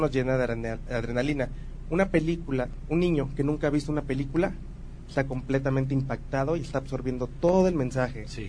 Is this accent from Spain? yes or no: no; Tabasco, Mexico; also born or lived in Veracruz; Nací en Tabasco y viví en Veracruz también